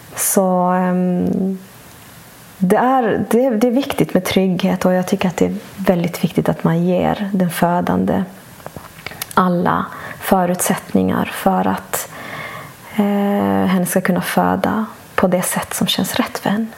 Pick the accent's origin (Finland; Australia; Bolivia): Bolivia; moved away; also born or lived in Sweden; flyttade vi till mitt hemland Bolivia